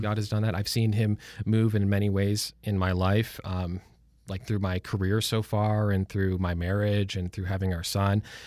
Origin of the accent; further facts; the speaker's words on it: a suburb of Detroit, Michigan, United States; moved away as an adult; now in Lynchburg, United States; I was born and raised in Michigan, in a suburb of Detroit.